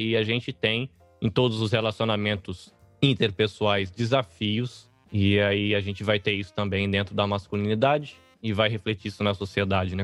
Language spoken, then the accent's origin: Portuguese; Brazil; also born or lived in Northeast Brazil / São Paulo; now in Japan; a gente, olhando como brasileiro